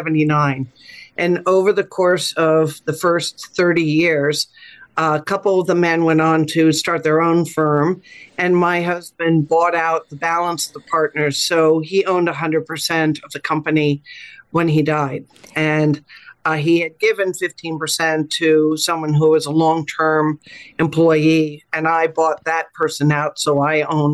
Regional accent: Montclair, New Jersey, United States; moved away as an adult; also born or lived in Florida / New York City; now in Washington, D.C., United States; I grew up in Montclair, New Jersey.

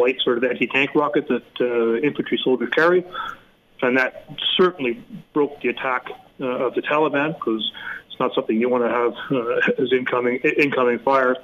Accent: Canada; as a Canadian

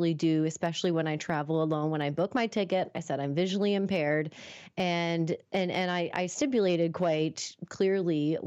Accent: Moncton, New Brunswick, Canada; moved away as an adult; also born or lived in Toronto; I think I was moving back home after finishing up college in Toronto. So I was moving from Toronto back to Moncton.

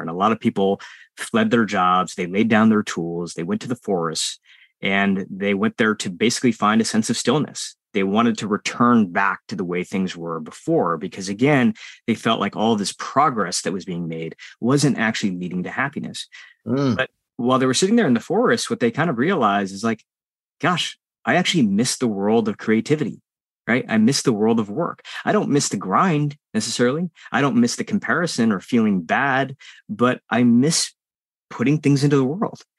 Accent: United States; born or raised there

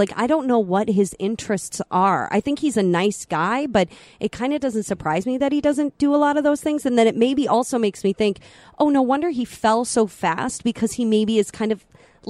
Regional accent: Minnesota, United States; we're from Minnesota.

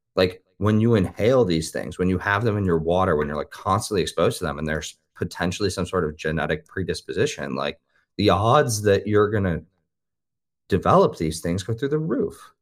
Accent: Midwest, United States; I'm from the Midwest, like, I grew up near cornfields

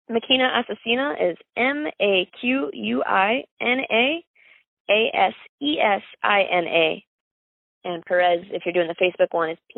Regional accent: Miami, Florida, United States; born there; You know, i was born in South Dade County, Miami, which is Cuba.

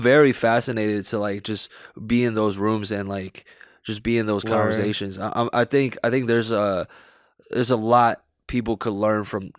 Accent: New York City, New York, United States; Growing up in New York, it's, you're surrounded with a lot of negativity, actually. Like, New York City, it's kind of a cutthroat city.

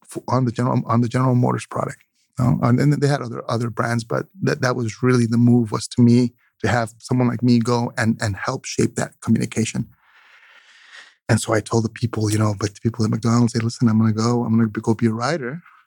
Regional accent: Oaxaca, Mexico; I'm coastal. I'm from the Oaxacan coast. So the ocean is very powerful.

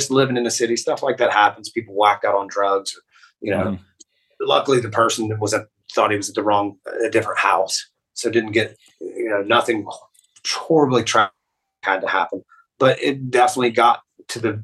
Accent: West Virginia, United States; now in Columbus, United States; we're from West Virginia

